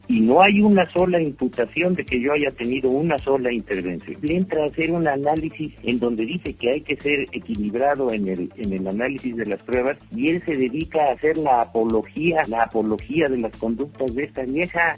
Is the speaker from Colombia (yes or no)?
no; Mexico; como mexicanos